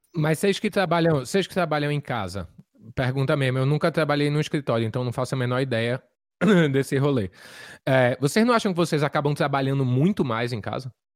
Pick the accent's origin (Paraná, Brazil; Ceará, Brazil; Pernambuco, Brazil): Pernambuco, Brazil; Recife; moved away; quero tocar na minha terra, tô com saudade